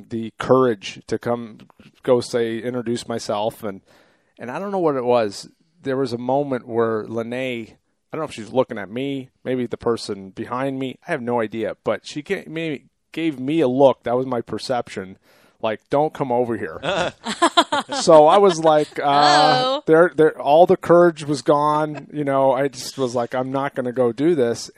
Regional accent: Canada; also born or lived in Sicily (ancestry); now in United States; I was born in Canada

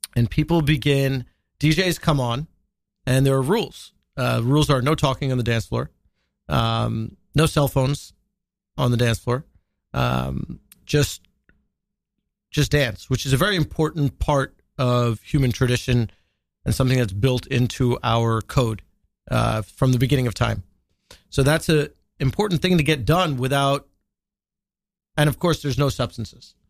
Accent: Long Island, New York, United States; also born or lived in Washington, D.C.; I grew up in Long Island, which is its own type of, uh, pressure cooker

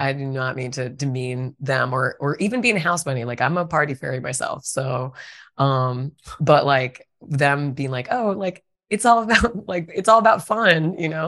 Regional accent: Virginia, United States; moved away; I'm from Virginia originally

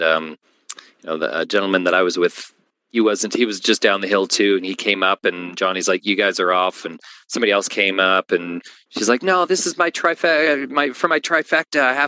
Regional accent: Canada; I'm from Canada too

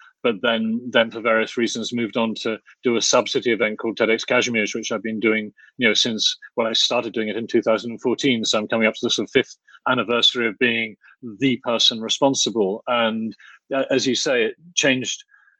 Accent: Oxford, South East England, United Kingdom; moved away as an adult; also born or lived in Cambridge; now in Poland; I grew up in Oxford, so I knew Oxford pretty well, but I was until I was sort of 18, 19, but then I went to Cambridge and other in the UK and other and then came here to Poland.

